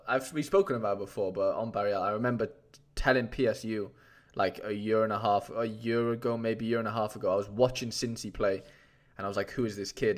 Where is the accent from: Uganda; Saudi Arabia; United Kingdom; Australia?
United Kingdom; Wales; I'm a golden Welshman right now